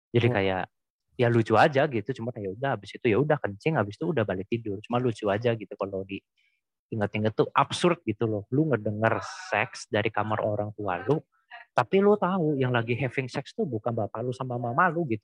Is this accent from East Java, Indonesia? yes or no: no; Cirebon, West Java, Indonesia; kalau dulu kan di kampung halamanku di uh, ini Cirebon kan kota kecil ya